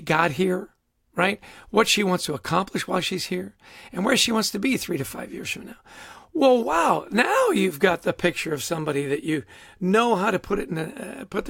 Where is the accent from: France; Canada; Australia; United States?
Canada; I grew up in Canada